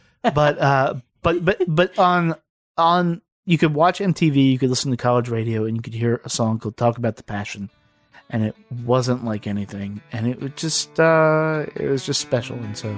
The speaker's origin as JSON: {"language": "English", "region": "Virginia", "country": "United States", "tie": "born or raised there", "said": "So growing up in Southern Virginia, is from here there to Georgia, and it is literally everywhere."}